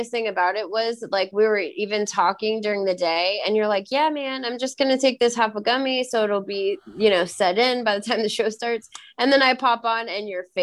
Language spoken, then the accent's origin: English; California, United States; and I'm from California.